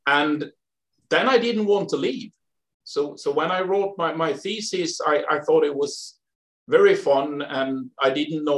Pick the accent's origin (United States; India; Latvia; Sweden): Sweden; moved away; I grew up in the forest, basically. Not middle of Sweden, but south of the middle of Sweden and to the west. In a small town.